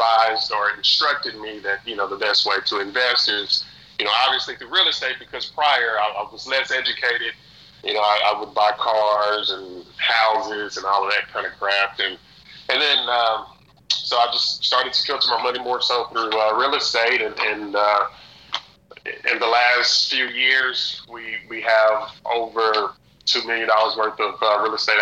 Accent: Oklahoma, United States; moved away as an adult; now in Houston, United States; I'm originally from Oklahoma, and I moved to Houston to pursue my some further education.

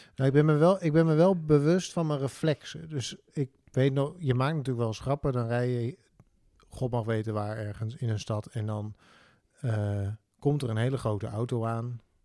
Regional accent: Netherlands; wij als Nederlanders

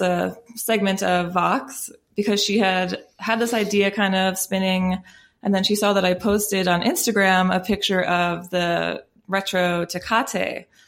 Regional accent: United States; as American drinkers

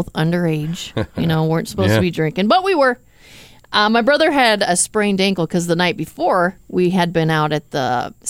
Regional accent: Arizona, United States; Okay, I've been going to Mexico pretty much my whole life. I grew up in Arizona, so.

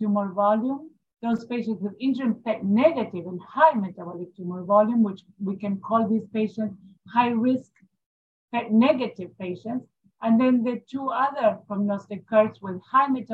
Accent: Buenos Aires, Argentina; I'm from Buenos Aires, Argentina. I work in Fondaleo

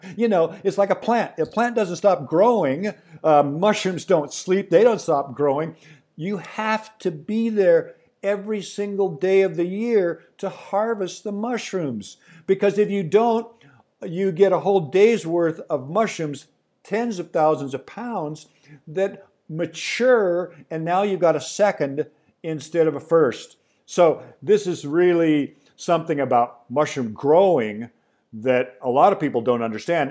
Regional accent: Pacific Northwest, United States; I grew up in the Pacific Northwest.

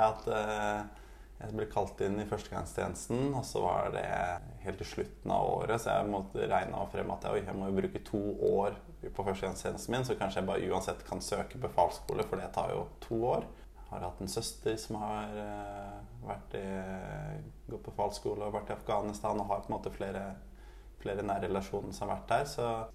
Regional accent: Oslo, Norway; also born or lived in Tromsø; Jeg er fra Oslo, fra Oppsal, og bor nå på Løren

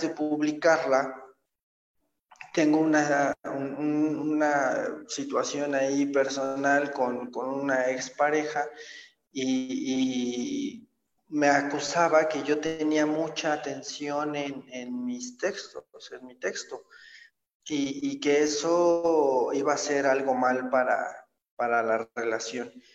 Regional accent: State of Mexico, Mexico; yo soy originario del Estado de México, nazco en, la Ciudad de México. Eh, mi infancia, mi adolescencia la, llevo a cabo en, en, el Estado de México.

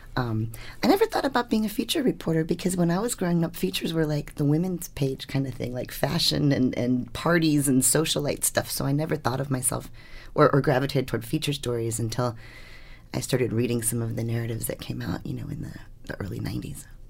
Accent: Washington, District of Columbia, United States; I grew up in Washington, D C during Watergate

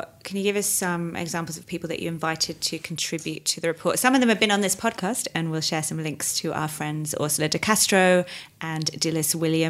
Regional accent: United Kingdom; now in Sydney, Australia; Now, I'm based in Sydney, although I'm obviously British.

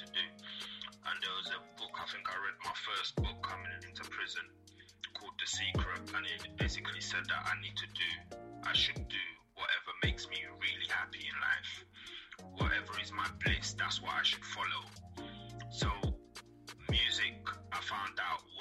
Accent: St. Lucia; moved away; I was born in St. Lucia. I'm from the Caribbean

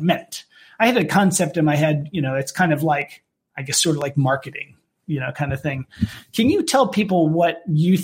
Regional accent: United States; now in United Kingdom; me being an American within a British company

